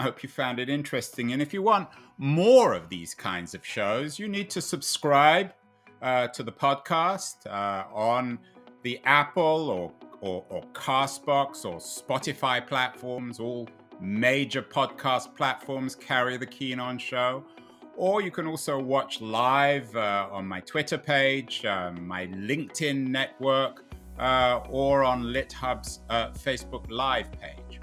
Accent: England, United Kingdom; growing up in England, Murdoch was essential reading

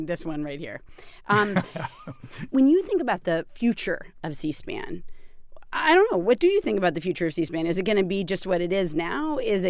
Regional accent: Peterborough, New Hampshire, United States; born there; Well, I was born in Peterborough, New Hampshire.

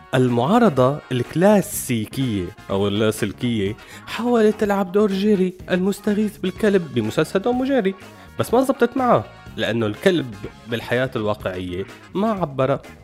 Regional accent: Syria; كلياتنا كسوريين

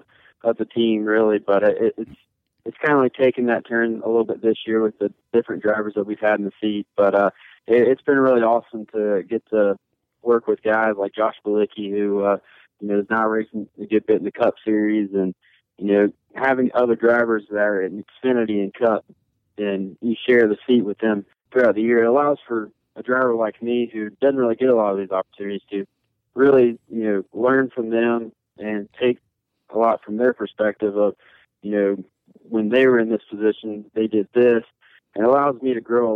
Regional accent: Conway, South Carolina, United States; I'm born and raised in Myrtle Beach, Conway, South Carolina

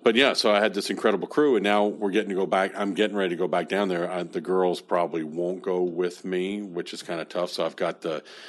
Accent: Bahamas; I think I come from the Bahamas.

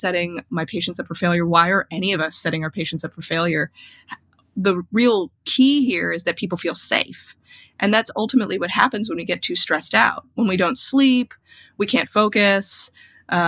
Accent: New York, United States; I'm from New York

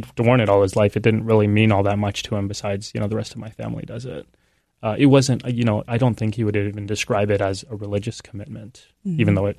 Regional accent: San Antonio, Texas, United States; I was born and raised in San Antonio.

